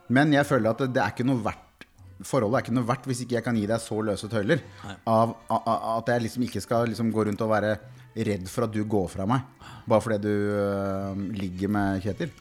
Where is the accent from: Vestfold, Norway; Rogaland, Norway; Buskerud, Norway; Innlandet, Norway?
Buskerud, Norway; Kongsberg; Jeg er fra Kongsberg